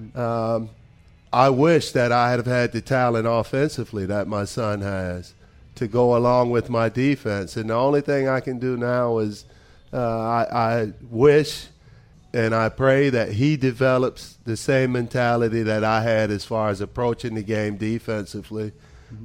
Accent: United States; moved away as an adult; now in Belgium; as an American

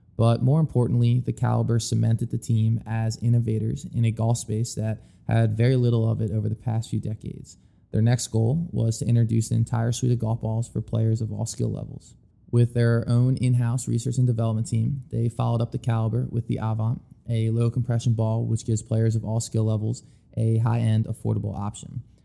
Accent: Philadelphia, Pennsylvania, United States; growing up in the Philadelphia area

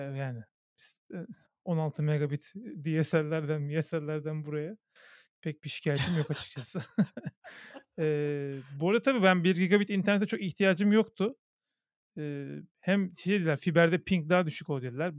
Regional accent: Istanbul, Turkey; Benim annem babam da İstanbul e, doğumlu. E, yani çok iki kuşaktır, üç kuşaktır İstanbulluyuz biz

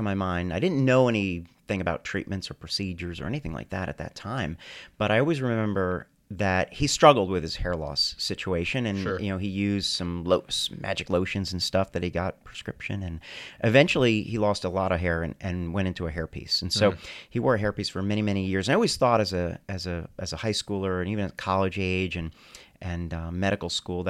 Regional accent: New Jersey, United States; So no, I was born and raised in New Jersey.

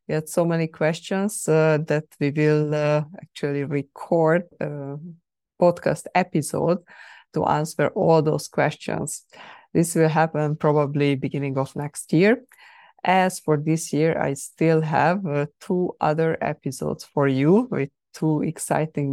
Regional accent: Hungary; moved away; I was traveling to Hungary, to my home country

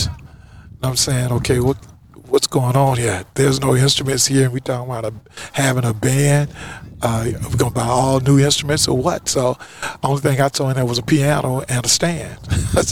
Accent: Louisiana, United States; moved away as an adult; now in California, United States; I came from Louisiana

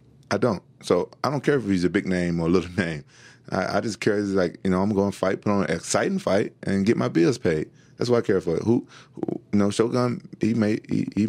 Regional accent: Memphis, Tennessee, United States; when I went back home to Memphis

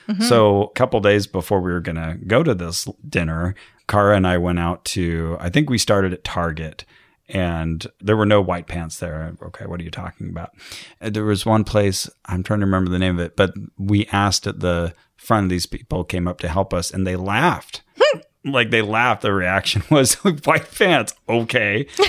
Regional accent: Santa Cruz, California, United States; There's one up in Santa Cruz. I ate at not too long ago when I was visiting in my hometown.

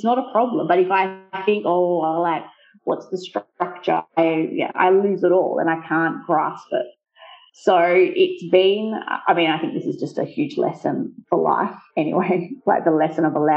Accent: Australia; first language English; moved away as an adult; now in Italy; growing up in Australia, but with Italian family as well

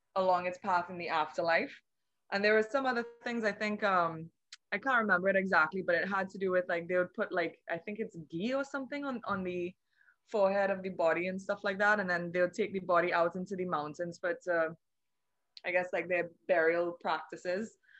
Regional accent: Trinidad & Tobago; I'm from the Twin Island Republic of Trinidad and Tobago

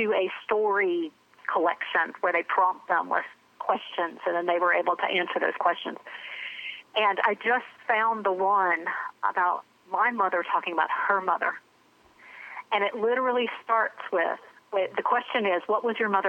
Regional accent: Charlotte, North Carolina, United States; I grew up in Charlotte, North Carolina.

